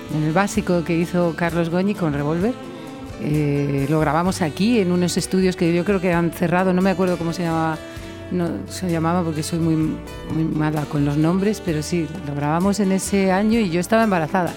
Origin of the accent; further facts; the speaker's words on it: Yecla, Region of Murcia, Spain; moved away as an adult; also born or lived in Paris / Valencia; yo nací en París, pero toda mi familia es de Yecla, de un pueblo de Murcia. Y yo me crié realmente en Yecla